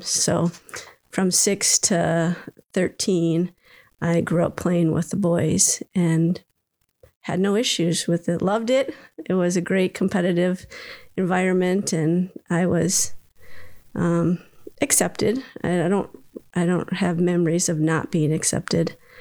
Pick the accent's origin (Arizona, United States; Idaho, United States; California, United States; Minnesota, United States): Minnesota, United States; I was born in Minnesota and was here all through growing up until um, I headed off to college.